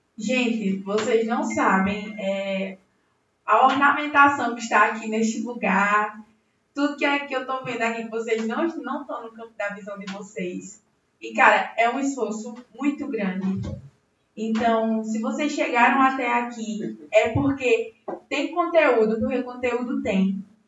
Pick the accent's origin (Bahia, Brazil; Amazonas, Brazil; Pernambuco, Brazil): Pernambuco, Brazil; Belo Jardim; nascida e criada aqui em Belo Jardim, na nossa querida Belo Jardim